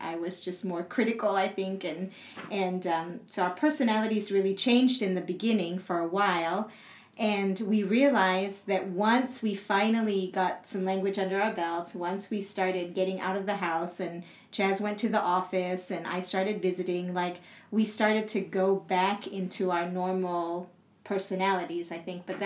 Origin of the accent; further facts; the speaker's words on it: Singapore; moved away as an adult; also born or lived in United States; now in Central Asia; I am half Singaporean and half Swiss.